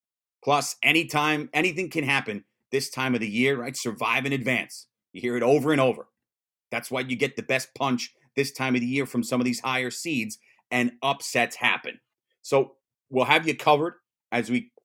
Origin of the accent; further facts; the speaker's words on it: United States; as an American